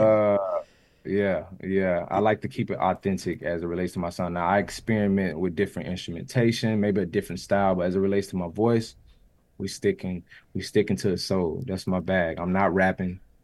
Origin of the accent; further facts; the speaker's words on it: the South, United States; I'm from the South